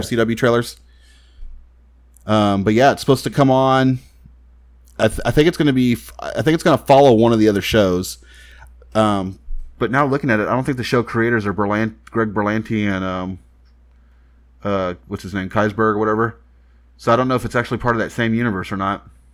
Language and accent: English; Texas, United States; I'm from Texas